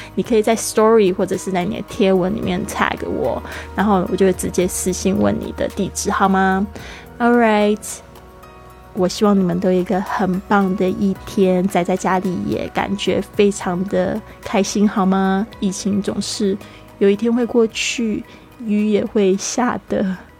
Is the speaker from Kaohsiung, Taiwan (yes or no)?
yes; Kaohsiung, Taiwan; 我们现在都是在这个南部的高雄大城市，那我是在那边出生长大